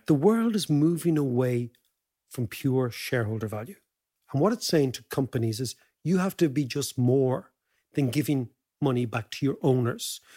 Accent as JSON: {"language": "English", "country": "Ireland", "said": "For us as Irish citizens"}